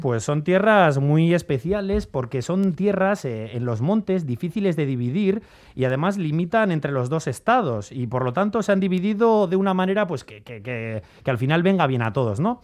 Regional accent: Valle de Trápaga, Basque Country, Spain; mi pueblo, San Ramón Nonato, el Valle de Trápaga

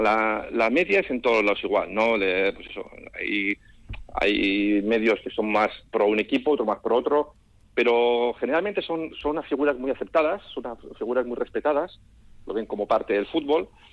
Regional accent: Basque Country, Spain; moved away; como buen vasco

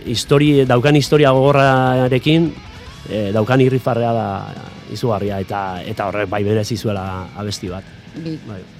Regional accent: Pasaia, Basque Country, Spain; ni pasaitarra naiz, paisai San Pedrokoa naiz, eta, bueno, arrantzale eh, herria

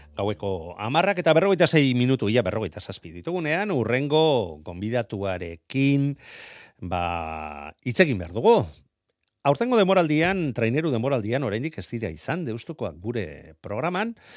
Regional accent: Errenteria, Basque Country, Spain; nire herriko izango da, e, ibaika mm. kantolatzen duen errenderiako e, bandera

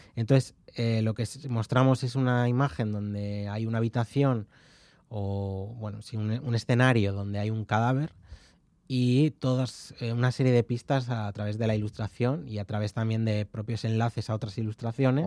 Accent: León, Castile and León, Spain; also born or lived in Carrizo de la Ribera; soy de León y mi pueblo es de Carriz de la Ribera, es el pueblo de mi madre y, yo he veraneado allí

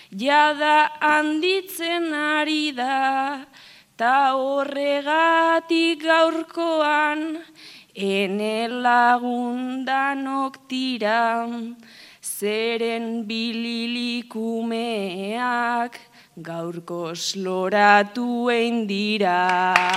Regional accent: Gernika, Basque Country, Spain; joan binaz gernika nire herrira

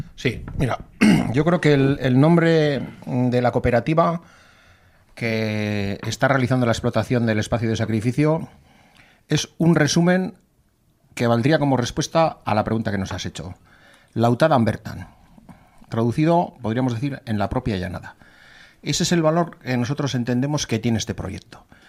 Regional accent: Zaldón, Basque Country, Spain; Estaba en Zaldón, en mi pueblo

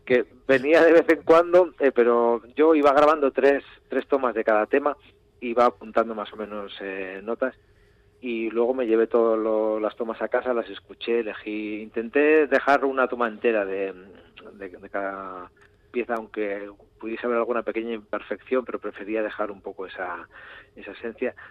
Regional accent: Urretxu, Basque Country, Spain; yo soy de Urrecho

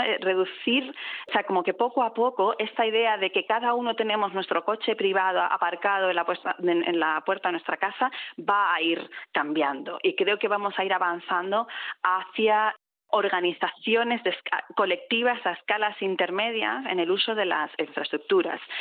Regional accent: southern Spain, Spain; now in Bilbao, Spain; yo vengo del sur de España

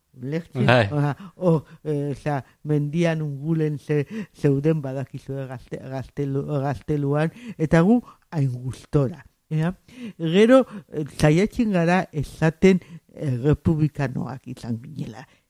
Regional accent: San Sebastián, Basque Country, Spain; el txofe plaza ondoan jaio, jaio nintzen

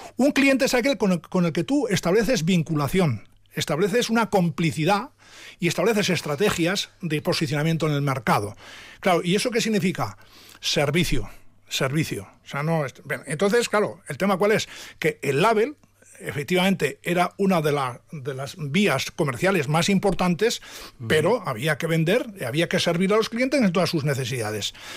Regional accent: Oreitia, Basque Country, Spain; yo soy de Oreitia de toda la vida y allí estoy, allí vivo, allí nací

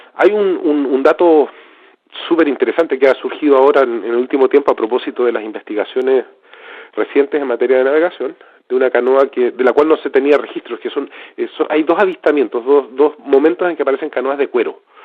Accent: Southern Patagonia, Magallanes and Chilean Antarctica, Chile; also born or lived in Valdivia, Chile; quienes somos de Patagonia Austral, de Magallanes

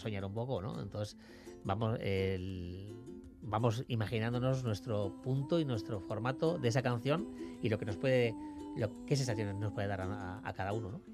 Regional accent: Basque Country, Spain; como buen vasco

